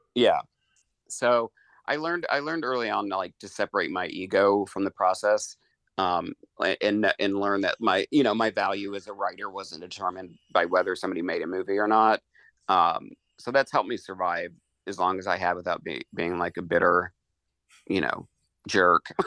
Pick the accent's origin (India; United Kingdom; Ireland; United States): United States; Eastern Kentucky; I grew up in Eastern Kentucky